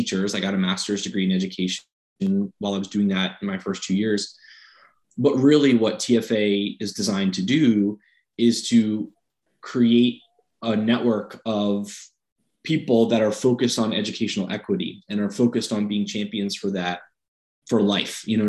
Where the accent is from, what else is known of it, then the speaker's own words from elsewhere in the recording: Fairfax, Virginia, United States; where I grew up in Northern Virginia, Fairfax